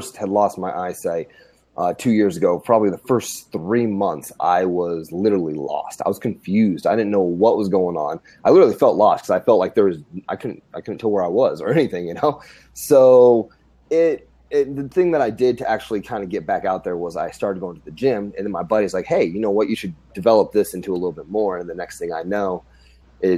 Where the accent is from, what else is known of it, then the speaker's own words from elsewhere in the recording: Grand Island, Nebraska, United States; moved away as an adult; I'm from Grand Island, Nebraska. Born and raised, when I was about the age of 20, I decided to join the Army